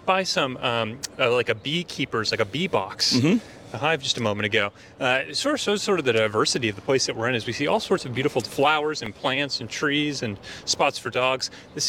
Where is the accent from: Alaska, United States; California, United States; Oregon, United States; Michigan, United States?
California, United States; North Bay; I grew up in the North Bay.